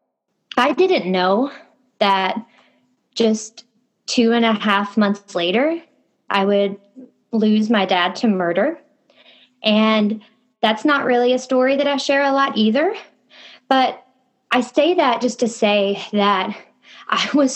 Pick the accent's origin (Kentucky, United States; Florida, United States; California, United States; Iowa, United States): Kentucky, United States; I had just moved to a new city, 2 hours away from my hometown in Kentucky